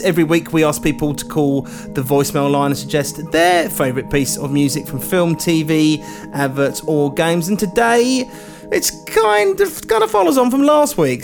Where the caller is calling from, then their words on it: Sheffield, Yorkshire and the Humber, United Kingdom; I'm ringing from Sheffield in South Yorkshire in uh, England